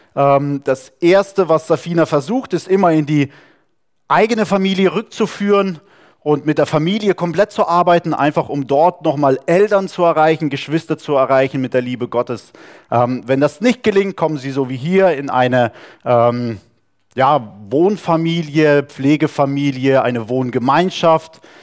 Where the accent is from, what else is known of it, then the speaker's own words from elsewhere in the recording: Saarland, Germany; moved away; Wir sind irgendwo im Saarland aufgewachsen, wo es nur Französisch gab